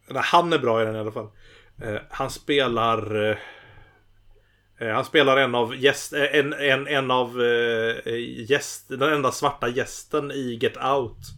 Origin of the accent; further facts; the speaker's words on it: Gothenburg, Västra Götaland, Sweden; Eh, jag är från Göteborg.